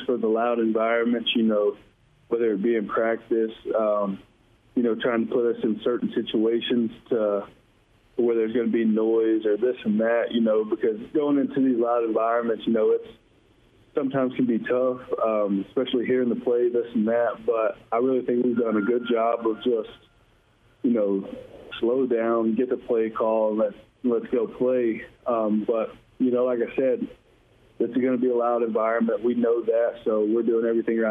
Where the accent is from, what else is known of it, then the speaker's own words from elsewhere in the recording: Georgia, United States; moved away as an adult; now in Missouri, United States; from being from Georgia